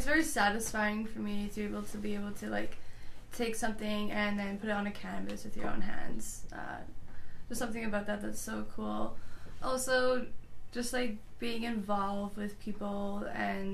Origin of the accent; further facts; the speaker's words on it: Sherwood Park, Alberta, Canada; also born or lived in Edmonton; I was born and raised in Sherwood Park most of my life